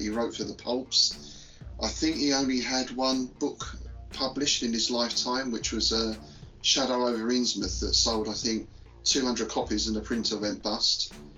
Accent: London, United Kingdom; now in Bedfordshire, United Kingdom; I'm from London originally, though le- these days I live more out in sort of rural area of uh, Bedfordshire.

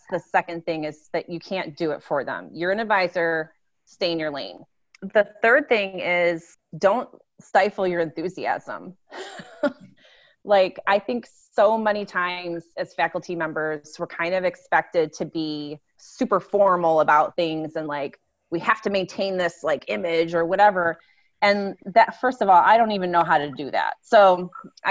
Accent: Midwest, United States; We're from the Midwest

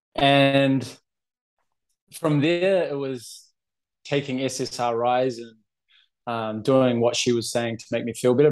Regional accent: New Zealand; also born or lived in Boston, United States; now in Barcelona, Spain; I'm from New Zealand, living in Barcelona.

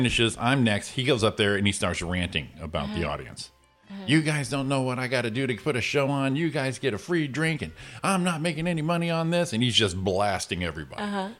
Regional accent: Waterbury, Connecticut, United States; now in Rancho Cucamonga, United States; we're going to go to my hometown of Waterbury, Connecticut.

